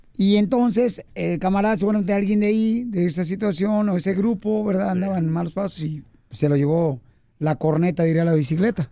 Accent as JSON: {"language": "Spanish", "country": "Mexico", "moved": "yes", "lives_now": "United States", "said": "nosotros mexicanos de allá para acá"}